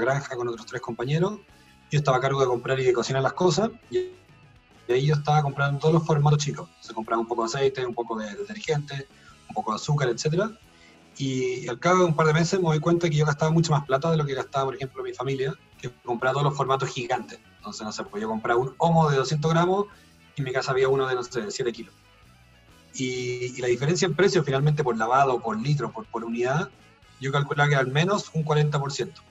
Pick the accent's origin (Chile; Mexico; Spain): Chile; como chilenos